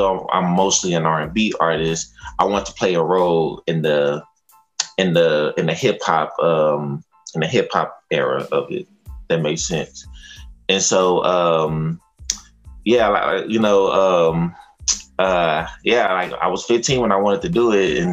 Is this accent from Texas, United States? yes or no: yes; Fort Worth, Texas, United States; I am from Funky Town, Texas, Fort Worth